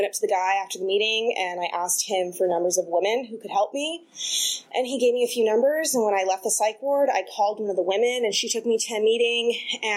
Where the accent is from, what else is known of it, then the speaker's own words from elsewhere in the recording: Los Angeles, California, United States; now in Oakland, United States; originally from Los Angeles, and I grew up with a single mom.